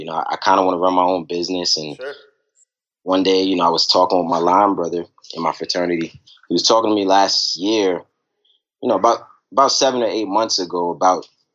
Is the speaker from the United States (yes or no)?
yes; New York City, New York, United States; now in Richmond, United States; I'm originally from Brooklyn, New York, you know, and growing up, you know, my family was always around